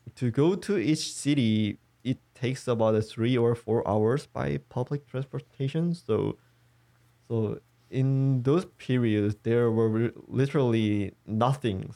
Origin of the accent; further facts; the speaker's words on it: South Korea; I wasn't grown in a otaku-friendly society in here